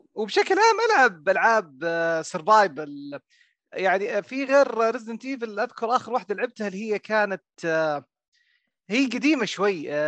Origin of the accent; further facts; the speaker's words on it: Riyadh, Riyadh Province, Saudi Arabia; وانا من الرياض